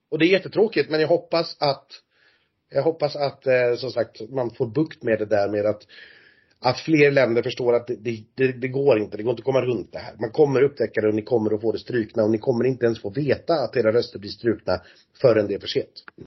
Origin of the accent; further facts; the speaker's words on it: Sweden; som svensk